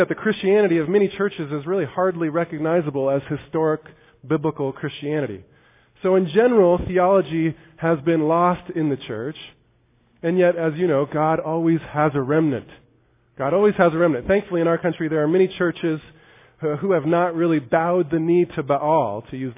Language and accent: English; United States; As American evangelicals